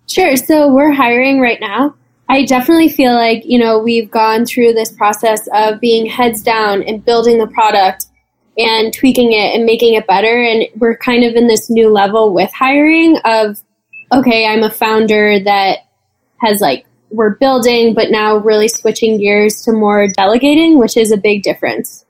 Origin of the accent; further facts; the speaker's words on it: East Coast, United States; we're both from the East Coast